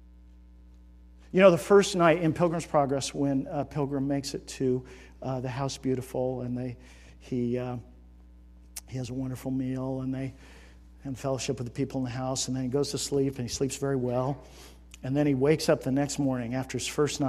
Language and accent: English; United States; we as Americans have been shaped by our culture